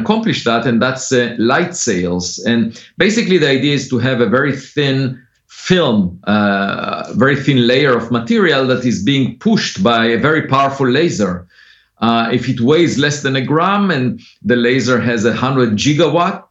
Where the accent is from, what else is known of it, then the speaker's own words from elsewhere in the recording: Israel; moved away; I grew up on a farm. I used to collect eggs every afternoon, and I was mostly interested as a kid in philosophy, in the most fundamental questions. And I used to read philosophy books while driving a tractor to the hills of the village every weekend. And but then I was born in Israel